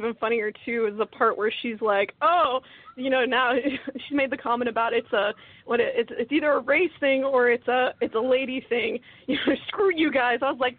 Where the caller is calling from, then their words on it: Texas, United States; from the Dallas-Fort Worth Ghostbusters in Texas.